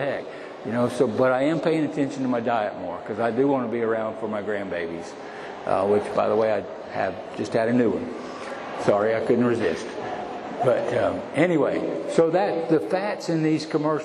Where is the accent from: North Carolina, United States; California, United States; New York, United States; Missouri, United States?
North Carolina, United States; I literally had an outhouse growing up in North Carolina